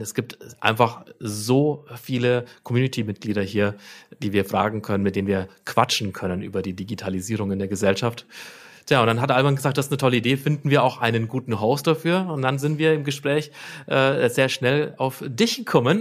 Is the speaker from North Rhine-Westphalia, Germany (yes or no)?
no; Nuremberg, Bavaria, Germany; Ich bin aus Nürnberg ähm, eigentlich auch schon immer in Nürnberg